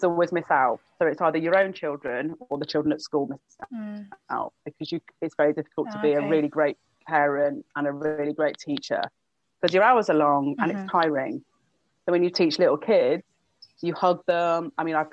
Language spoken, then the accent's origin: English; United Kingdom; now in Brighton, United Kingdom; because I'm British